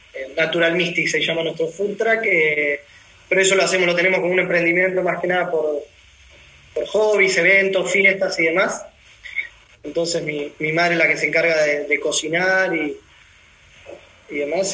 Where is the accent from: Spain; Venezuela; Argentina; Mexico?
Argentina; moved away as an adult; also born or lived in Melbourne, Australia / Amsterdam, Netherlands; Salí de Argentina, eh, estuve jugando lo que es la Liga de Ascenso, varios clubes de Argentina